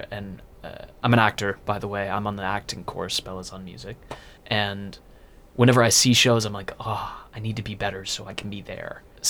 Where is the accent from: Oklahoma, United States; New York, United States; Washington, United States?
Washington, United States; moved away as an adult; now in United Kingdom; So I'm from Washington, not too far from Montana.